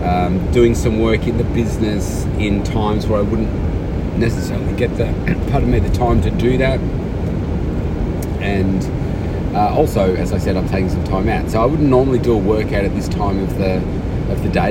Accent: Melbourne, Victoria, Australia; my hometown here

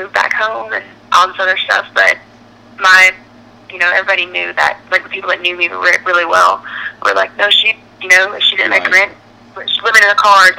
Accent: Pelham, Alabama, United States; moved away as an adult; now in Nashville, United States; Pelham, Central Alabama, it's in like the biggest city near it is Birmingham, so it's like 30 minutes south of Birmingham.

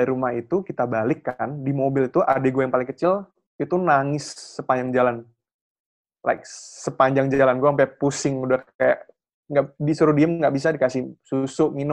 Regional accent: Yogyakarta, Special Region of Yogyakarta, Indonesia; ya karena dari kecil di Jogja jadi sebenarnya udah udah cukup akrab lah dengan hal-hal yang berbau gaib gitu loh.

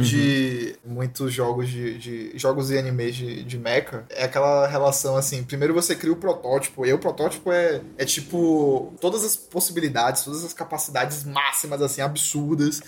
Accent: Salvador, Bahia, Brazil; nós três aqui somos baianos, soteropolitanos

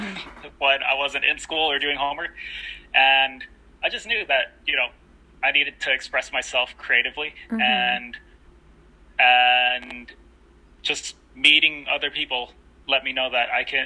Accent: United States; also born or lived in Philippines; being born in the Philippines, but growing up in America

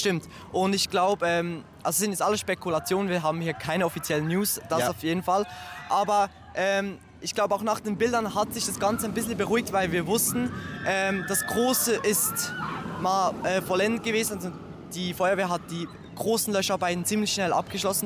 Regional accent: Switzerland; ich komme aus der Schweiz

